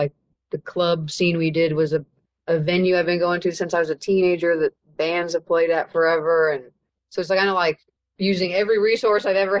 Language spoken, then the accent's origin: English; Kansas City, Missouri, United States; I grew up here and I have so much pride for it